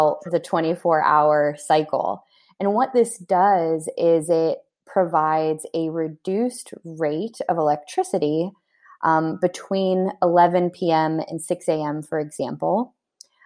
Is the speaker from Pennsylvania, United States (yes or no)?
yes; Pittsburgh, Pennsylvania, United States; my hometown in Pittsburgh